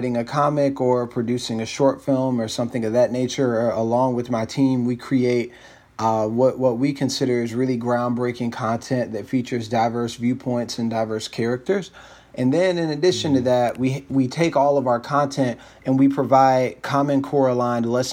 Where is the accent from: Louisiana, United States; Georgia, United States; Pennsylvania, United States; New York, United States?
Georgia, United States; Atlanta; moved away as an adult; also born or lived in North Carolina; now in Washington, D.C., United States; I was born and raised in Atlanta, Georgia